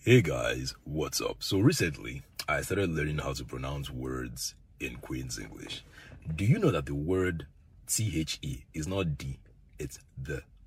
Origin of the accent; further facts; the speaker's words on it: Edo, Nigeria; I am from Edo State, Nigeria.